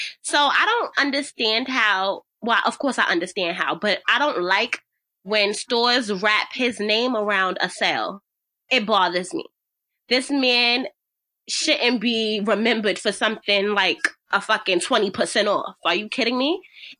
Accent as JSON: {"language": "English", "town": "New York City", "region": "New York", "country": "United States", "tie": "born or raised there", "said": "I grew up in Bushwick, Brooklyn"}